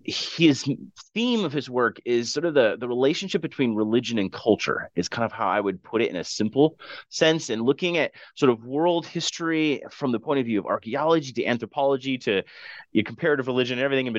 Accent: Michigan, United States; moved away as an adult; also born or lived in Scotland; now in Bismarck, United States; So I grew up in Michigan

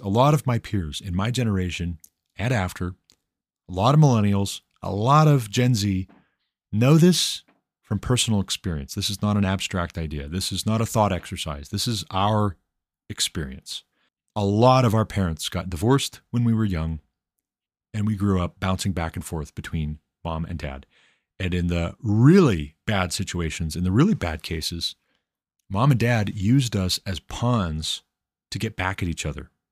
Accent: Glendive, Montana, United States; I was born in Glendive, Montana, in nineteen eighty-six

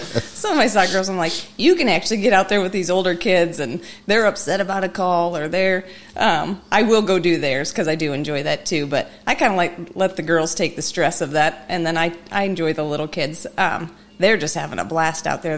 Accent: Mishawaka, Indiana, United States; I am originally from Mishawaka. I, um, I grew up there.

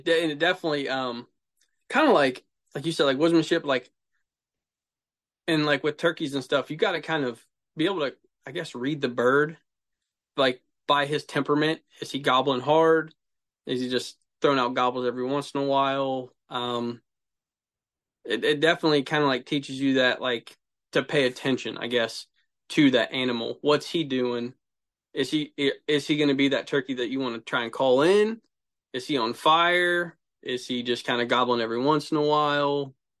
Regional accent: Ohio, United States; I'm from Central Ohio.

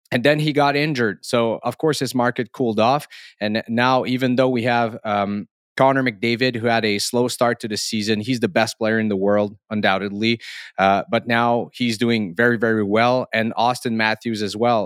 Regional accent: Canada; accent: French Canadian; English is a second language; I am French Canadian, so I must, uh, um, therefore say sorry for my accent here

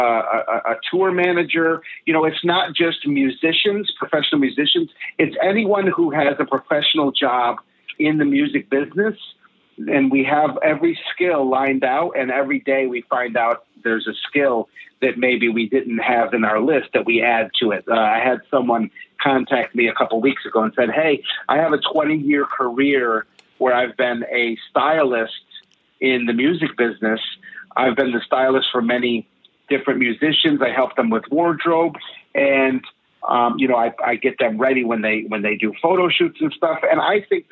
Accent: New York, United States; I'm a New Yorker.

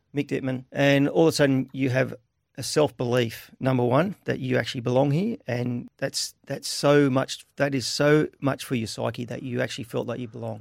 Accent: Caboolture, Queensland, Australia; also born or lived in Beaudesert, Queensland; I was born in Bo Desert, but I was actually raised in Caboolture

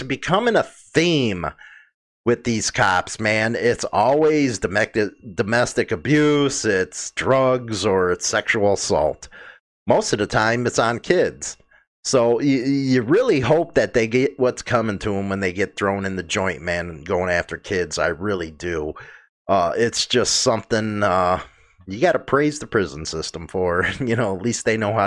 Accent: United States; as an American

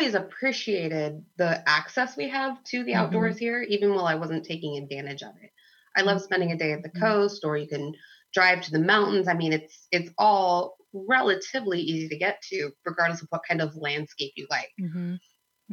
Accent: United States; I grew up in the Columbia River Gorge

